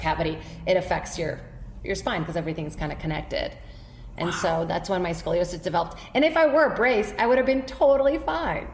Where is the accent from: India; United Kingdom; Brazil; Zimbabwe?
Brazil; now in United States; Born and raised in Brazil